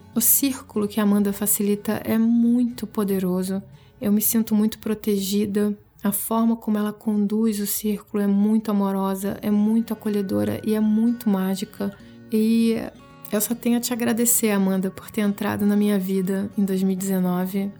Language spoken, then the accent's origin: Portuguese; Rio de Janeiro, Brazil; moved away as an adult; Eu saí da minha cidade natal, fui morar em outro estado e com isso eu tive que aprender a desapegar de tudo aquilo que já era sagrado, já estava sacralizado na minha vida lá no Rio